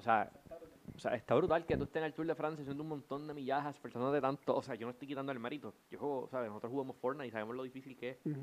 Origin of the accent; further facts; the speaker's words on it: Puerto Rico; siendo puertorriqueños